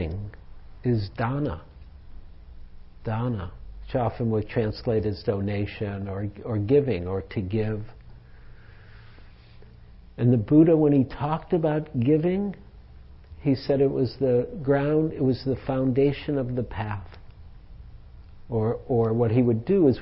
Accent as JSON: {"language": "English", "town": "Detroit", "region": "Michigan", "country": "United States", "tie": "born or raised there", "moved": "yes", "lives_now": "San Francisco Bay Area, United States", "said": "I grew up in Detroit. I was like a Red Wings kid, big time"}